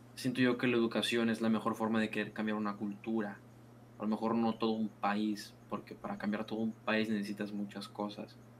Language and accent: Spanish; Mexico; now in Culiacán, Mexico; la cultura general que tenemos como mexicanos